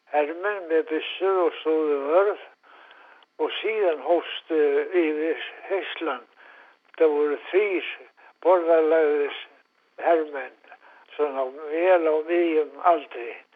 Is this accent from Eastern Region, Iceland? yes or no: yes; Reyðarfjörður, Eastern Region, Iceland; er hættur og reyðað fyrir því 1926